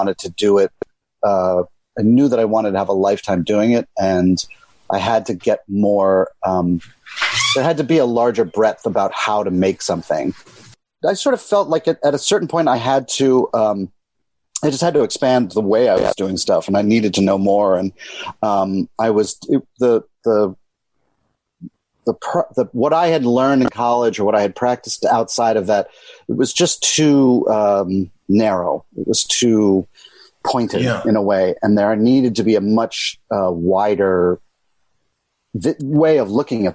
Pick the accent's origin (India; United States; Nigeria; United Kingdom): United States; Chevy Chase, Maryland; moved away as an adult; also born or lived in Boston, Massachusetts; now in New York City, United States; I grew up right outside of Washington, D.C. in Chevy Chase, Maryland